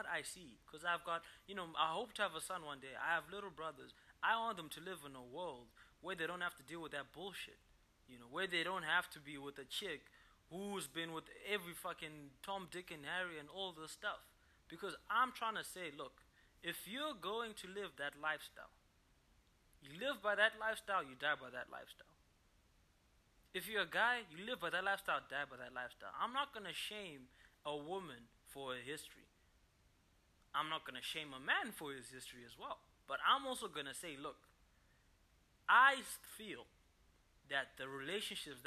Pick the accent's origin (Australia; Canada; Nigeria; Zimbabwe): Zimbabwe; I'm from Zimbabwe